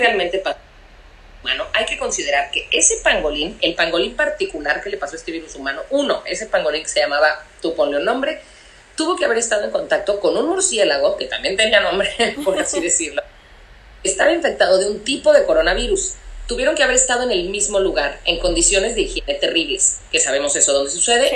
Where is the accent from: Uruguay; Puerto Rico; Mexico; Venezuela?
Mexico; Cancún, Quintana Roo; moved away; yo soy de Cancún, yo cre, crecí en Cancún y allá sigue viviendo mi familia.